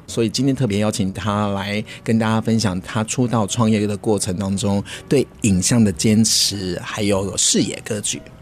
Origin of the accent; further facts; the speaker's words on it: Taipei, Taiwan; moved away as an adult; now in Taichung, Taiwan; 以前我是台北人，我在台中开始在做婚礼产业的主持人